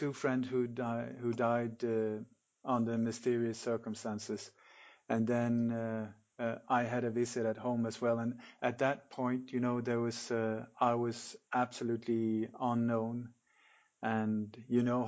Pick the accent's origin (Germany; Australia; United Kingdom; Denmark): Denmark; moved away; also born or lived in Sweden / Mallorca, Spain; I'm Danish. I was born in Denmark, but lived many years in Sweden